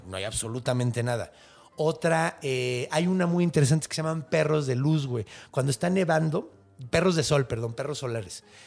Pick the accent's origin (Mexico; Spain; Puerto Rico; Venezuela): Mexico; accent: Mexican Spanish